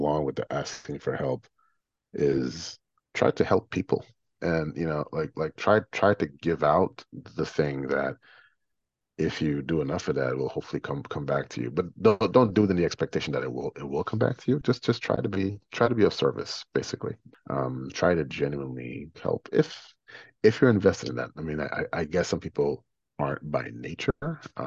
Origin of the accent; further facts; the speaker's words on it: Guyana; moved away; also born or lived in New York City; growing up in Guyana in the late 70s and early 80s